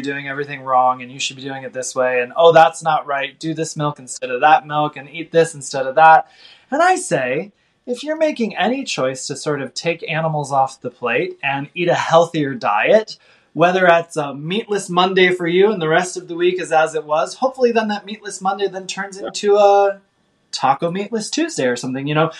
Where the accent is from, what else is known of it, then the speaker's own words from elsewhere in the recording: Midwest, United States; I grew up in the Midwest